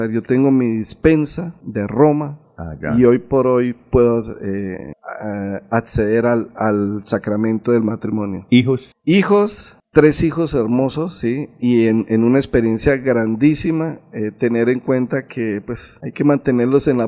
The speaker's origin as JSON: {"language": "Spanish", "town": "Matanza", "region": "Santander", "country": "Colombia", "tie": "born there", "said": "Yo soy nacido en Matanza, Santander."}